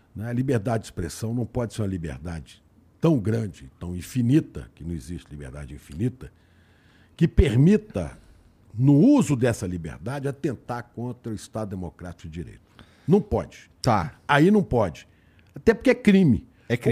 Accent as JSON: {"language": "Portuguese", "town": "Belo Horizonte", "region": "Minas Gerais", "country": "Brazil", "tie": "born or raised there", "also_born_or_lived": "Santa Maria, Rio Grande do Sul", "moved": "as an adult", "lives_now": "São Paulo, Brazil", "said": "eu passei três meses no Rio Grande do Sul e trinta e oito em Belo Horizonte, trinta e oito anos em Belo Horizonte"}